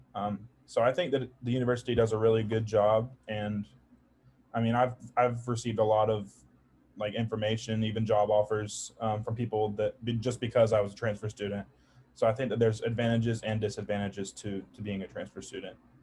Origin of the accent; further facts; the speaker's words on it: Charleston, South Carolina, United States; I'm from Charleston, South Carolina